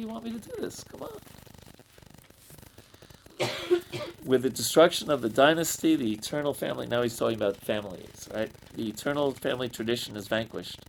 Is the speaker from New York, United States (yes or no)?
yes; New York, United States; I'm a city dweller. I'm from New York